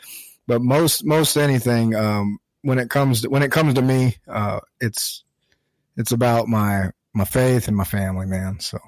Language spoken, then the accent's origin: English; Arizona, United States; I grew up in Arizona, small town kid, small population.